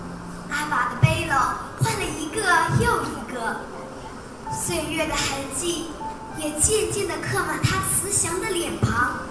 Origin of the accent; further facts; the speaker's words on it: Zhejiang, China; 各位评委老师好，我是来自浙江的 … ，今天我给大家带来原创作品